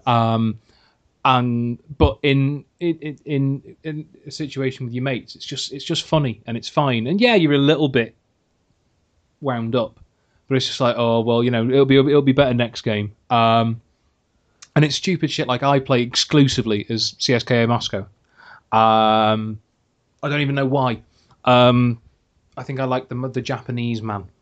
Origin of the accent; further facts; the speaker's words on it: Wales, United Kingdom; I'm in Wales, yeah, I live in Wales. I am Welsh